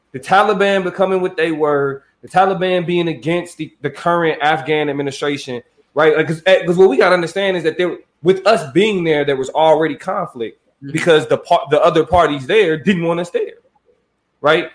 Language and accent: English; United States; I'm an American citizen